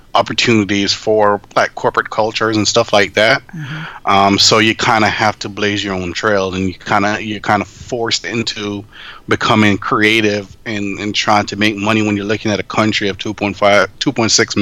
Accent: Jamaica; moved away as an adult; now in United States; I was born in Jamaica

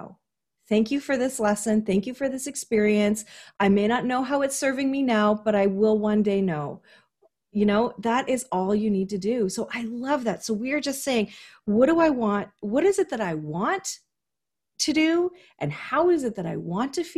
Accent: Canada; I like to be as typically Canadian as possible

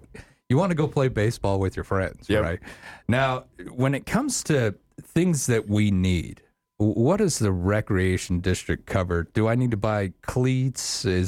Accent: Afton, Wyoming, United States; When I was a little kid, I grew up over in Afton

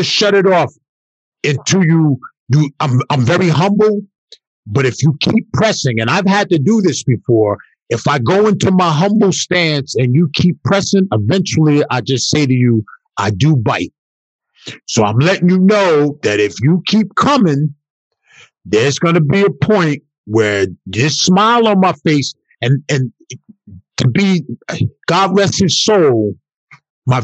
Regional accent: New York, United States; born or raised there

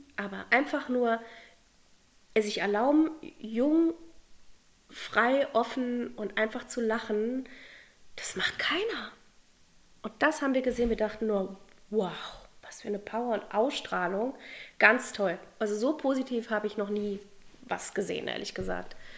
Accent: Berlin, Germany; wurde in Berlin geboren, in einer Künstlerfamilie. Und ja, ich bin mit Kunst aufgewachsen

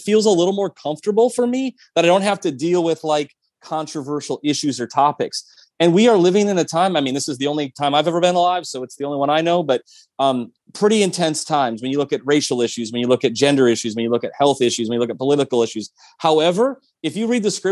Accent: Midwest, United States; also born or lived in Minnesota; I actually went to school in Minnesota and I'm from the Midwest

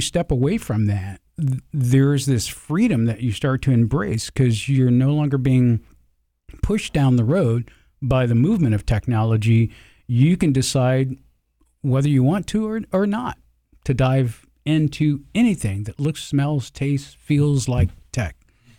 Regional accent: Georgia, United States; accent: Southern; I'm originally from the South. Used to have a deep Southern accent.

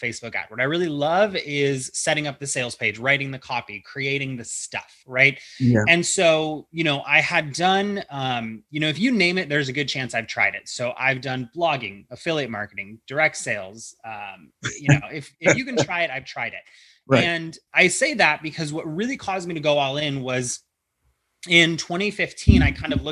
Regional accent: Ohio, United States; now in California, United States; I'm from Ohio

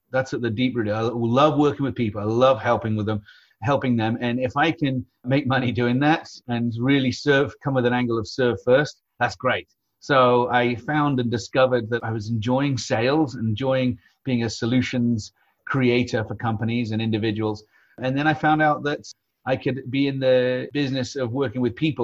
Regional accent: United Kingdom; now in San Diego, United States; I grew up in the UK. So I'm a Brit by birth, American by choice

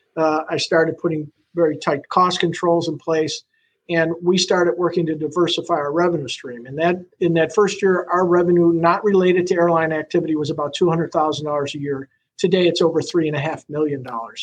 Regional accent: Buffalo, New York, United States; moved away as an adult; now in Sarasota, United States; I grew up in Buffalo

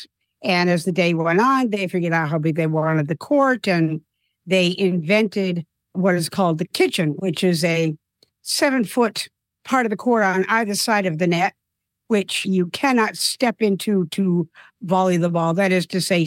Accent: South Dartmouth, Massachusetts, United States; moved away as an adult; also born or lived in New York; moved back to my hometown of South Dartmouth, Massachusetts

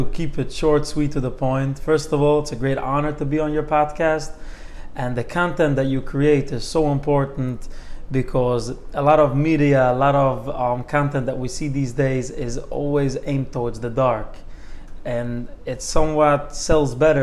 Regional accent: New York City, New York, United States; growing up in New York City, seeing the New York skyline

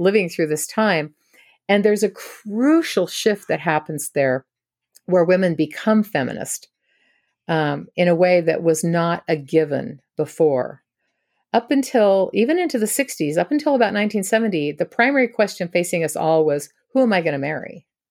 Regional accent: Washington, United States; I grew up in Washington state.

